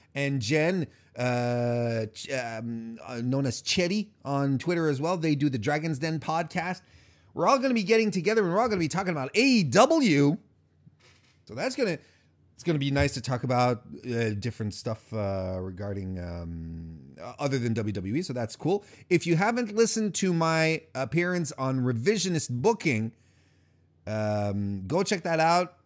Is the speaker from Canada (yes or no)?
yes; Canada; I'm Canadian